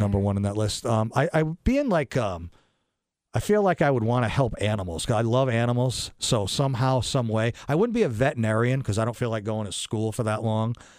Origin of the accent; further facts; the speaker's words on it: New London, United States; I am from this area. I'm from New London. I went to New London High.